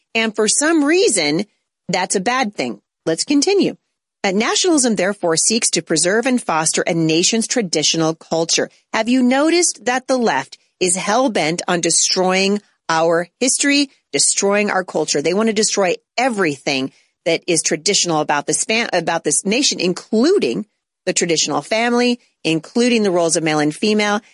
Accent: United States; As an American, as a citizen of the United States

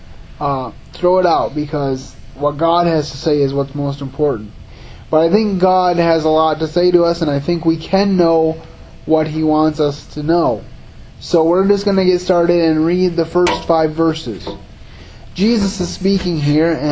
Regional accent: Grand Rapids, Michigan, United States; also born or lived in Howard City, Michigan; I grew up in the Grand Rapids area, and then I moved a little north of Grand Rapids, about 45 minutes north of Grand Rapids, so about an hour away from here, to a little town called the village of Howard City

